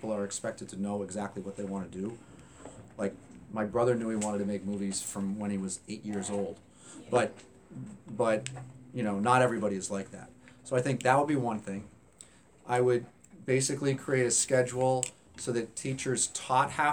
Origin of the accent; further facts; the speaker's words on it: Hanover, New Hampshire, United States; moved away as an adult; also born or lived in Atlanta, Georgia / Providence, Rhode Island; I grew up in New Hampshire, went to Hanover High School